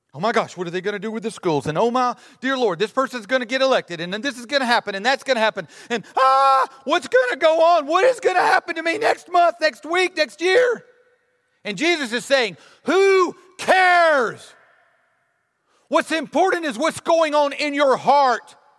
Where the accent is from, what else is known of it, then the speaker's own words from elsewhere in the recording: Alabama, United States; my whole life growing up in Alabama